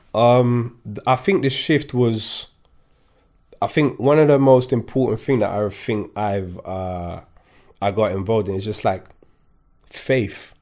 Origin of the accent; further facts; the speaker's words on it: Kingston, London, United Kingdom; English is a second language; also born or lived in Paris, France; I grew up in Kingston